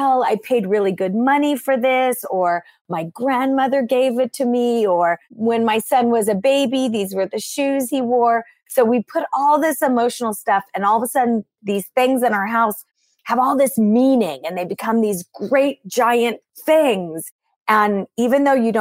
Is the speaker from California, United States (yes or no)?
yes; California, United States; I'm born and raised in California in the United States